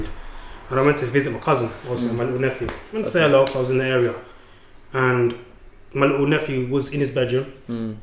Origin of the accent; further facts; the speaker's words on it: London, United Kingdom; growing up in Hackney wasn't easy